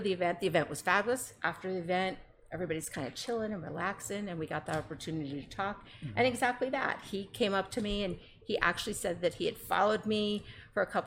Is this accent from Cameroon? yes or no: no; South Florida, United States; I was born and raised in South Florida